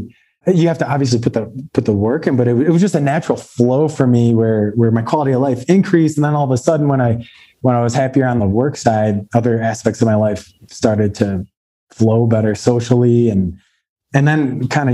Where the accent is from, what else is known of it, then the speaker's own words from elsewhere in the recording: Chicago suburbs, Illinois, United States; moved away as an adult; now in Denver, United States; I grew up born and raised in Chicago suburbs